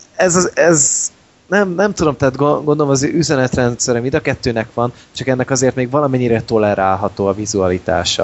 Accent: Hungary; magyarok vagyunk

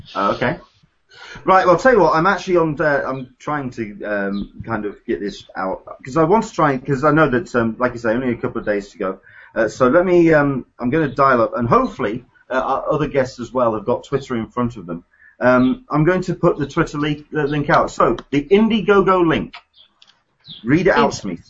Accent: United Kingdom; as a Brit

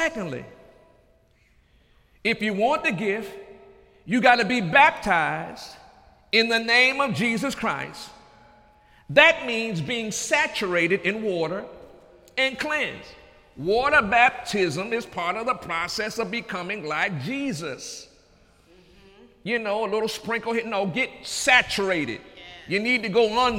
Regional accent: United States; I'm an American

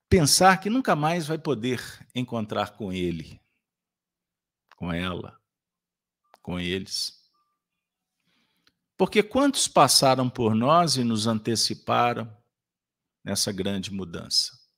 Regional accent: Minas Gerais, Brazil; Como bons mineiros, prometemos não fazer muita bagunça na casa de vocês.

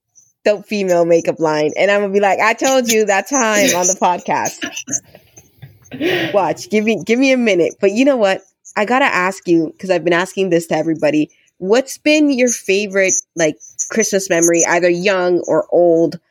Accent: Toronto, Ontario, Canada; also born or lived in Dominican Republic; I came to Toronto when I was 5. So I did, you know, junior kindergarten, the whole thing

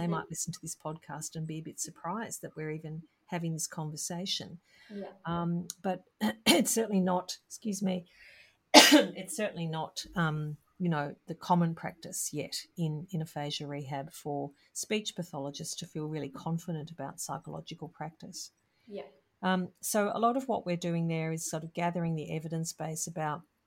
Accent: Melbourne, Victoria, Australia; I'm from Melbourne

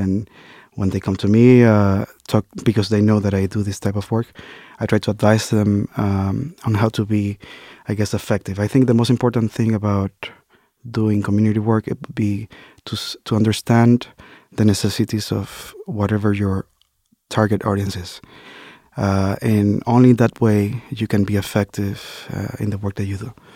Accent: Dominican Republic; now in United States; as an immigrant, you know, and growing up in the Dominican Republic

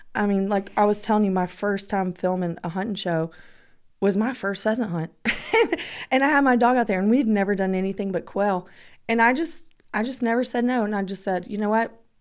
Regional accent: Georgia, United States; I'm from Georgia

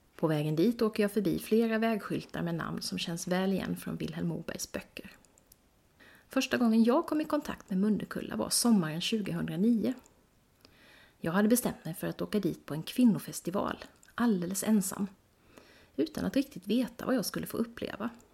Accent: Växjö, Kronoberg County, Sweden; min hemstad Växjö

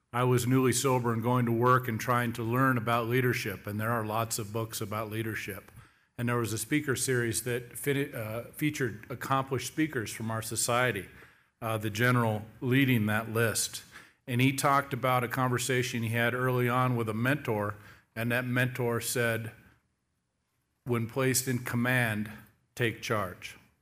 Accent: Seattle, Washington, United States; I'm born and raised in the Seattle area

